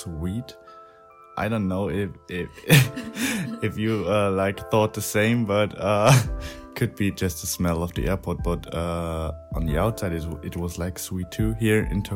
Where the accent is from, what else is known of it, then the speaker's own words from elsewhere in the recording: Germany; I'm from Germany. I live in a little town between Frankfurt and Heidelberg in the mid of Germany